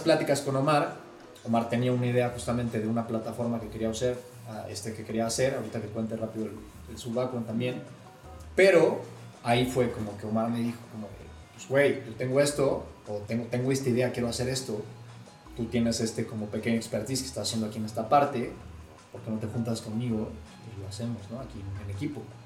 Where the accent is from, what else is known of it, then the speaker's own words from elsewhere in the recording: Puebla, Mexico; tengo 28 años, soy poblano